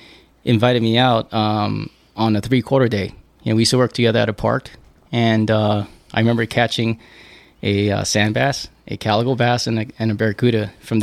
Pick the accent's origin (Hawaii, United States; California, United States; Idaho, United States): California, United States; Pasadena; I was born in Pasadena.